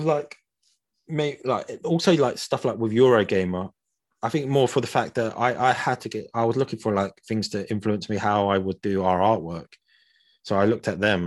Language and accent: English; United Kingdom; we're from Britain